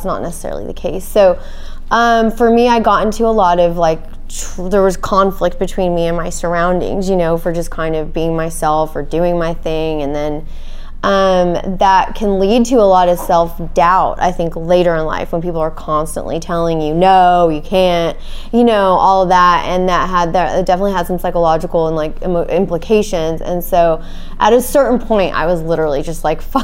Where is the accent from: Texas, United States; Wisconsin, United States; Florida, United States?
Texas, United States; Arlington; moved away as an adult; also born or lived in Detroit / Austin / Tel Aviv; now in New York, United States; I was born in Detroit, and my parents moved to Texas when I was like 1.5. And my dad is from Israel, actually, so he was an immigrant. And we moved to Texas, and I was raised in Arlington